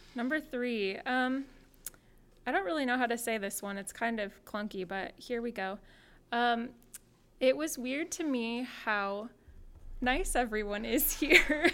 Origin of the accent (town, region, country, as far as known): Portland, Oregon, United States; born or raised there; moved away as an adult; now in New Jersey, United States